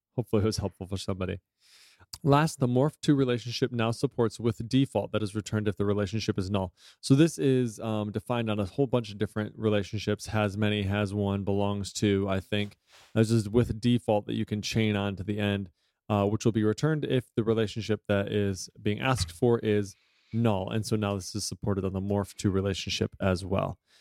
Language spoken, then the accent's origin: English; United States; I'm an American and I am not multilingual